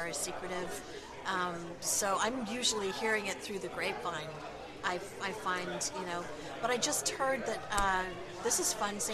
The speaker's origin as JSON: {"language": "English", "region": "England", "country": "United Kingdom", "tie": "born or raised there", "said": "I am English. I was born and raised in England"}